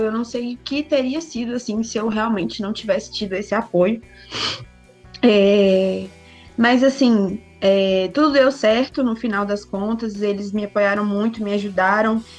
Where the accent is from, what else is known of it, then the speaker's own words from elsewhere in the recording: Betim, Minas Gerais, Brazil; sou daqui de Betim, cidade vizinha de Belo Horizonte, nascido e criado por aqui mesmo